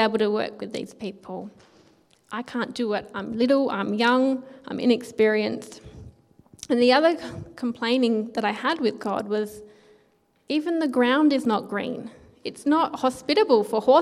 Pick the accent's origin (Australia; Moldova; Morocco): Australia; Naracoorte, South Australia; growing up in Narracourt